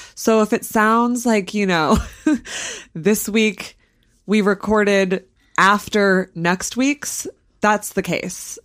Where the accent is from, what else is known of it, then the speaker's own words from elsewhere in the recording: southern Vermont, United States; my hometown or right near my hometown